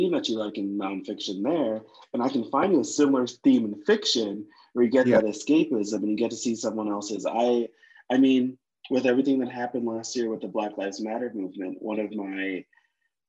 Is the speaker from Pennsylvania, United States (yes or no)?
no; Connecticut, United States; I'm from Connecticut, so I'm from right outside of New York